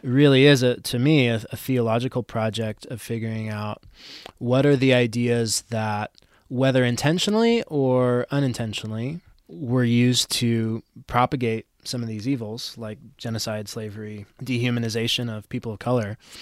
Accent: United States; especially as American Christians or even people who just share in, in a American Christian heritage

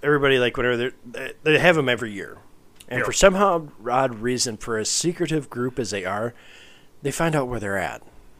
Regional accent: South Dakota, United States; we are from South Dakota.

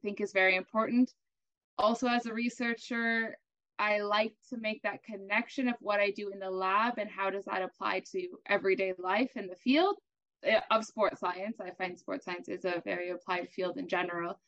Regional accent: Canada; now in Germany; I'm a Canadian, which is pretty cool, but living in Germany, both of us living in Germany, actually

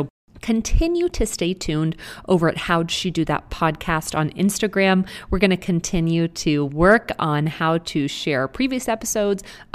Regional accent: Texas, United States; now in Malibu, United States; I am originally from Texas

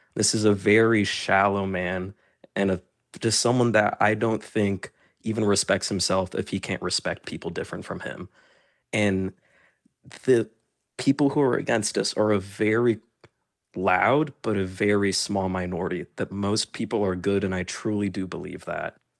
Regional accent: Tallahassee, Florida, United States; I only know Florida. I was born and raised in Florida.

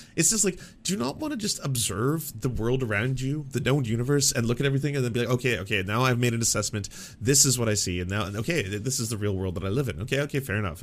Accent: Canada; I'm a Canadian

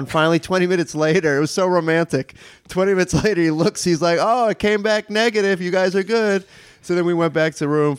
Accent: New York City, New York, United States; when I grew up in New York City, I didn't have to learn Spanish

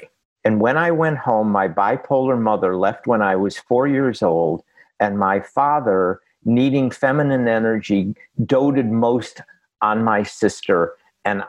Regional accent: Boston, Massachusetts, United States; I'm from Boston

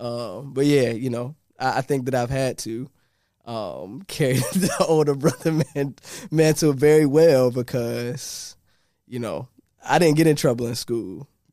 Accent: Norfolk, Virginia, United States; Originally, I'm from Norfolk, and I grew up in a place called Park Place

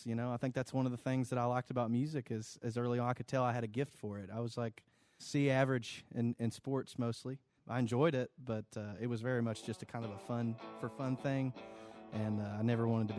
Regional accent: London, Kentucky, United States; I was raised in London, Kentucky.

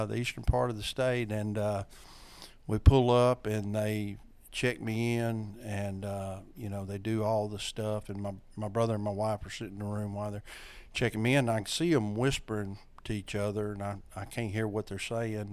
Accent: North Louisiana, United States; I am from North Louisiana, been here all my life.

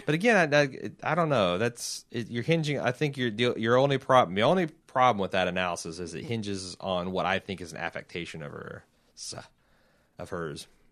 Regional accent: Indianapolis, Indiana, United States; I'm from Indianapolis

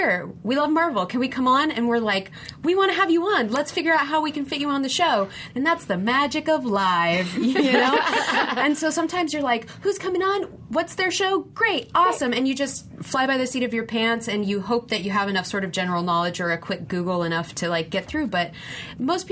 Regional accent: West Coast, United States; now in New York City, United States; I'm from the West Coast, but I live on the East Coast

